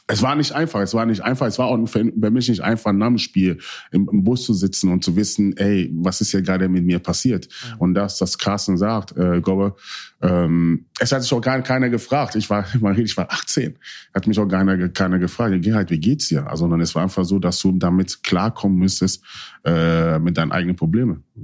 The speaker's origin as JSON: {"language": "German", "town": "Hanover", "region": "Lower Saxony", "country": "Germany", "tie": "born or raised there", "said": "ich wollte einfach wieder zu meiner Heimat, Hannover."}